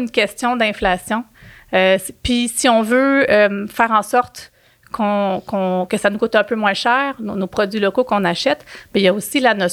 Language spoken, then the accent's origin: French; Quebec, Canada; on s'assure justement de soutenir une façon de produire qui correspond à nos valeurs en tant que Québécois, je pense.